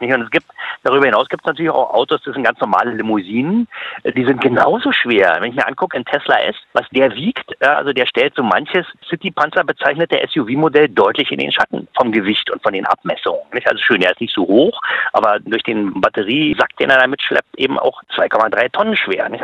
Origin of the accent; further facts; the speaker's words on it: Germany; als Deutscher